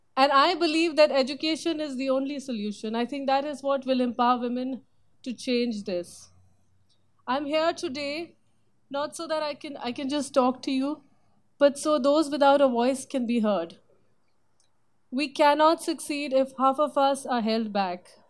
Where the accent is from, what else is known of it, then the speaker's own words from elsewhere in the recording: India; moved away; opportunities that were not common for women growing up in India at that time